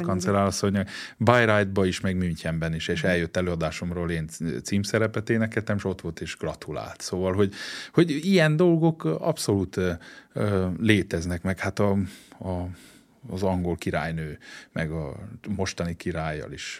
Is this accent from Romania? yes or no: yes; Székely Land, Romania; moved away as an adult; also born or lived in Germany / Switzerland; now in Hungary; mi, mi székeljek